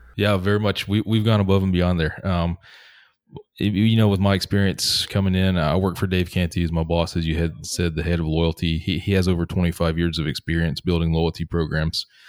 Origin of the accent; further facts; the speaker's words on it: Atlanta, Georgia, United States; moved away as an adult; also born or lived in Seattle; in my home, uh, where I grew up in Atlanta